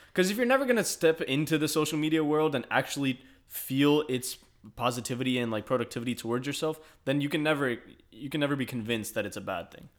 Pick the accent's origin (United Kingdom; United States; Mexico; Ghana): United States; Michigan; now in Texas, United States; I'm from Michigan